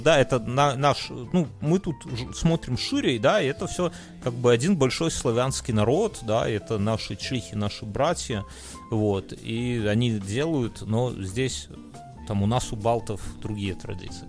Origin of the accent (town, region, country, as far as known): Belarus; moved away